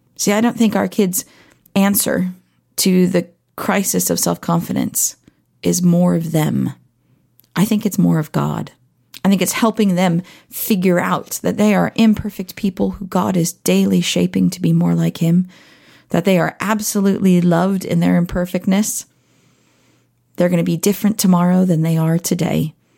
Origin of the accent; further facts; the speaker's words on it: Southern California, United States; growing up in Southern California